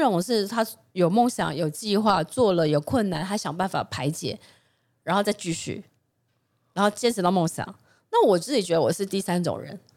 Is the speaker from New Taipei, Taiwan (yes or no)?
yes; Jiufen, New Taipei, Taiwan; 我小时候是在九份，就在九份